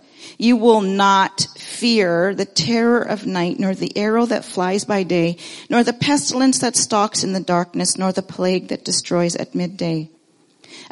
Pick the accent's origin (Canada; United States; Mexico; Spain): Canada; moved away as an adult; also born or lived in Ontario / British Columbia / Nairobi, Kenya; now in Abbotsford, Canada; growing up in Ontario or in BC